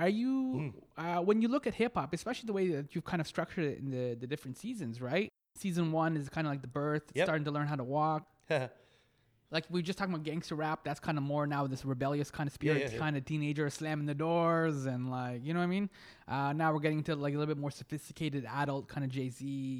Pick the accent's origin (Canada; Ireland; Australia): Canada; many years ago, I was in Kenya, and they were all excited because I'm from America. They didn't know what Canada was, right?